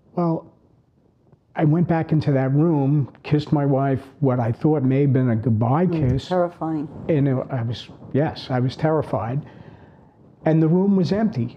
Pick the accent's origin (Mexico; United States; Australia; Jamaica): United States; Long Island, New York; typical brothers growing up on Long Island.